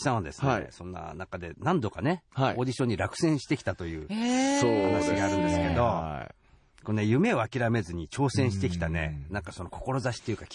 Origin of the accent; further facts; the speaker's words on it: Hokkaido, Japan; 北海道出身なんで、